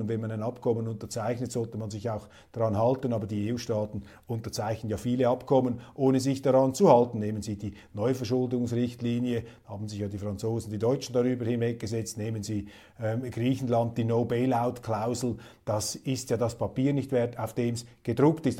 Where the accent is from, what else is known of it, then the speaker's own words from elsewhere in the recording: Switzerland; als Schweizer